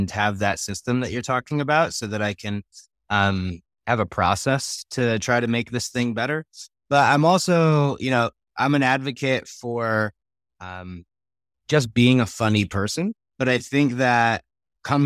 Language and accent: English; New York, United States; born or raised there; now in Colorado, United States